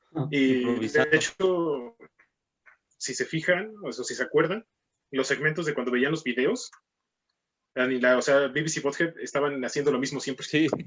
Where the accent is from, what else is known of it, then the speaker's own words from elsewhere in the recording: Mexico; also born or lived in Mexico City; somos, éramos mexicanos, sino gringos